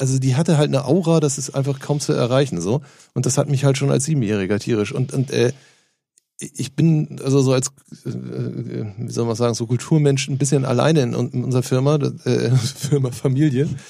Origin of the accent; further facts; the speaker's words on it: Norderstedt, Schleswig-Holstein, Germany; Ich komme aus der Vorstadt Norderstedt